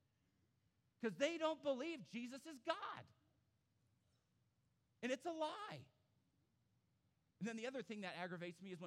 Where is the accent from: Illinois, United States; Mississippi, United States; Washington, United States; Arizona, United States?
Arizona, United States; Phoenix; moved away; I grew up in Phoenix. I grew up out west. I grew up around Mormons.